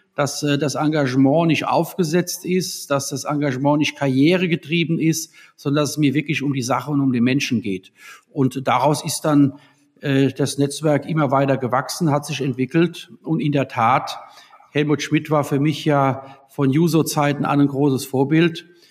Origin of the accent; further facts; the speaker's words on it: Worms, Rhineland-Palatinate, Germany; Ja, ich bin ja in Worms geboren 1972 und habe ja die längste Zeit meines Lebens auch in Worms und Umland äh, gelebt